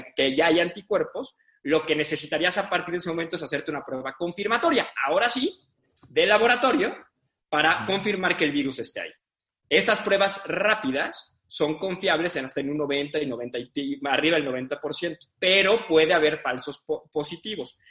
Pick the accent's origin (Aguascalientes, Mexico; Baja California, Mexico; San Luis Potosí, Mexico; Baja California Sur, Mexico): San Luis Potosí, Mexico; also born or lived in Mexico City; Yo, si bien no nací aquí, nací en la Ciudad de México, viví toda mi vida en San Luis hasta los 18 años, de ahí me fui a estudiar a la Ciudad de México.